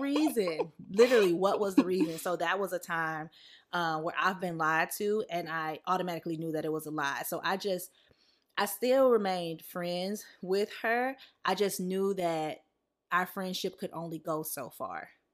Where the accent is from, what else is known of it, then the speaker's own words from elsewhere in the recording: the South, United States; moved away; growing up in the South